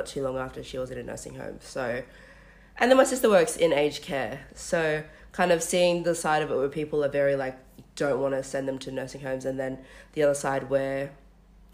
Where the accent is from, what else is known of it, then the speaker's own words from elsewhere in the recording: Australia; also born or lived in Western Sydney; both as Australian-raised Melanesian and Polynesian women in Western Sydney.